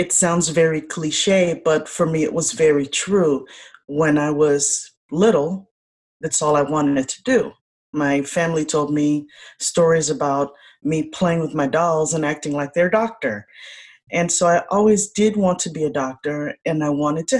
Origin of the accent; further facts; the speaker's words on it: Chicago, Illinois, United States; I am the eldest daughter, first generation born of Haitian immigrants here in the United States. I was born in Chicago